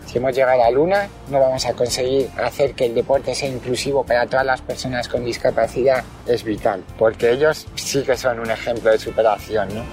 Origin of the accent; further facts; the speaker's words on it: Madrid, Community of Madrid, Spain; tengo 36 años y nací en Madrid